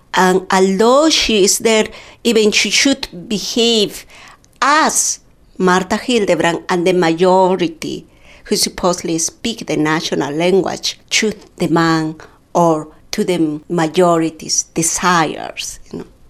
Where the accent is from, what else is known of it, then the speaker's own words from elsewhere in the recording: Pampamarca, Cusco, Peru; first language Quechua; English is a second language; moved away as an adult; also born or lived in Chosicaní, Peru / Lima, Peru; now in United States; I grew up in Pampamarca part of my life, and and also in Chosicani with my mother. And after that, I traveled